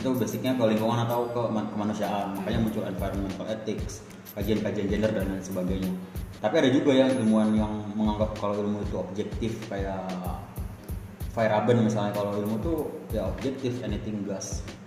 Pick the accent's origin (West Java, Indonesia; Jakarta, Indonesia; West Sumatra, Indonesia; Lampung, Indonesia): Jakarta, Indonesia; West Jakarta; gue berangkat dari salah satu SMA di Jakarta Barat